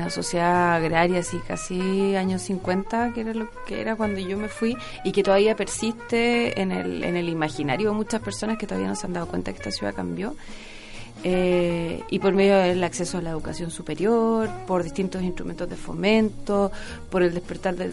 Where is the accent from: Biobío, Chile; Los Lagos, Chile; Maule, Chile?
Los Lagos, Chile; Osorno; born there; also born or lived in Magallanes / Santiago; nací en Osorno, soy un poco de todas partes, me gusta mucho mi país y he vivido en distintas ciudades